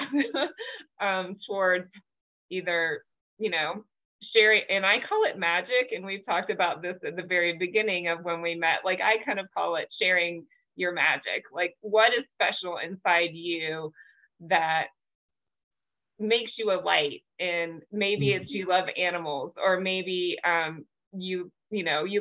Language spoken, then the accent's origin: English; the South, United States; I grew up in the South and was Christian as well